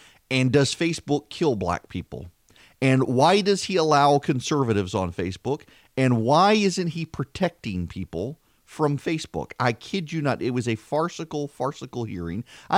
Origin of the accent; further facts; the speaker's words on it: Dubai, United Arab Emirates; when I grew up in Dubai, the currency in Dubai was dirhams, and you could get 3 dirhams, 60 fils.